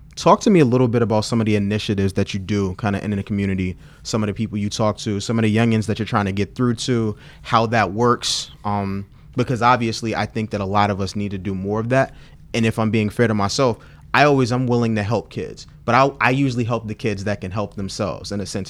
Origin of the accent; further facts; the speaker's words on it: Washington, District of Columbia, United States; I'm from Fort DuPont Park.